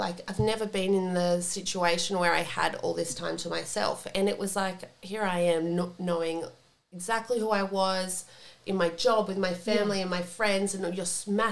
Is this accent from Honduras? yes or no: no; Gold Coast, Queensland, Australia; moved away as an adult; also born or lived in Sydney; now in Gold Coast, Australia; I came from the Gold Coast, which was my home